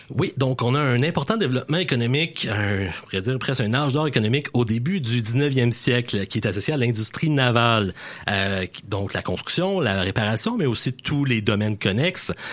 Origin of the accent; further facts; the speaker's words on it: La Pocatière, Quebec, Canada; je suis originaire de La Pocatière, là, porte d'entrée du Bas-Saint-Laurent